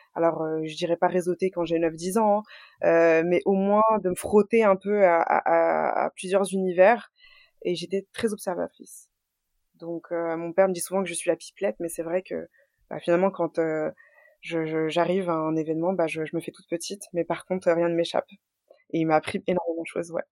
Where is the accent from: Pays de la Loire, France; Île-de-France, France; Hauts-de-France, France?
Île-de-France, France; Boulogne-Billancourt; je suis née en France à Boulogne-Billancourt. j'ai toujours été boulonnaise